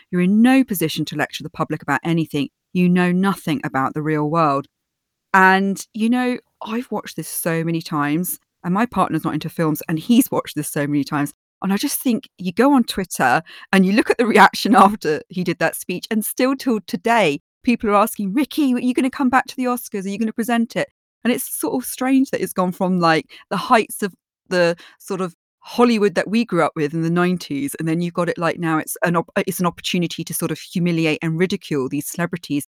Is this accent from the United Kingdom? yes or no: yes; United Kingdom; I'm British